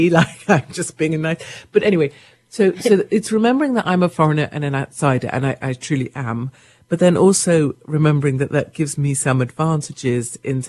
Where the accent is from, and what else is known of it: United Kingdom